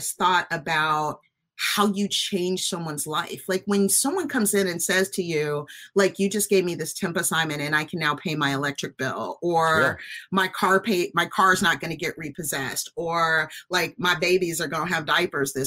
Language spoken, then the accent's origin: English; Chicago, Illinois, United States; I am from Chicago